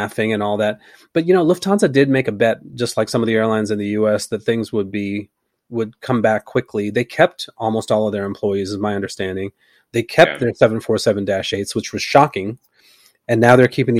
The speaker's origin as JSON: {"language": "English", "town": "Concord", "country": "United States", "tie": "born or raised there", "said": "my hometown, Concord"}